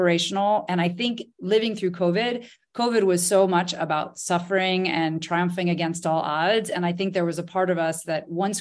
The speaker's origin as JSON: {"language": "English", "country": "United States", "moved": "yes", "lives_now": "France", "said": "as an American living in France"}